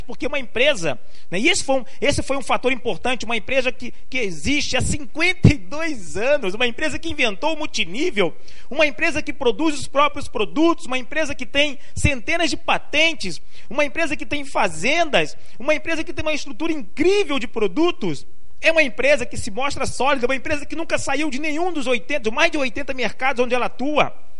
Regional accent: Rio de Janeiro, Brazil; also born or lived in Limoeiro, Pernambuco / São Paulo; now in Recife, Brazil; Aos sete anos me mudei para o Rio de Janeiro. Fiquei lá por cerca de 30 anos

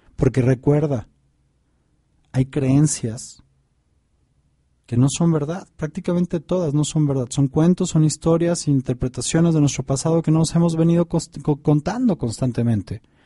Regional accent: Mexico; acá en mi país, ahorita en México

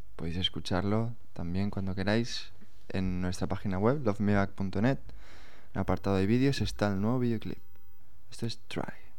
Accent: Elche, Valencian Community, Spain; no venimos de Barcelona porque vivimos en Barcelona, vivimos en, somos de Elche

